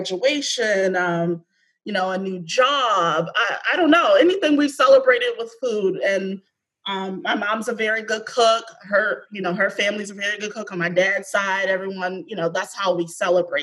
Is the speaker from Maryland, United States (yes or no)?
yes; Baltimore, Maryland, United States; I am from Baltimore, born and raised. I was born in Mercy Hospital